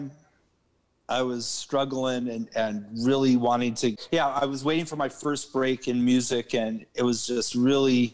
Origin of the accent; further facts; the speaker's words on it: Santa Cruz, California, United States; also born or lived in Los Angeles; from Santa Cruz, California